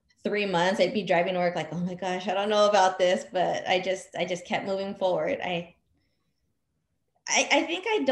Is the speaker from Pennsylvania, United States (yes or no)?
no; Whittier, California, United States; moved away as an adult; also born or lived in upstate New York; I grew up in Whittier, California